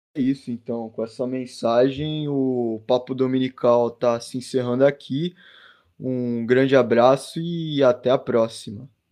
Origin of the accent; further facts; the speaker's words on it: Santos, São Paulo, Brazil; eu sou aqui de Santos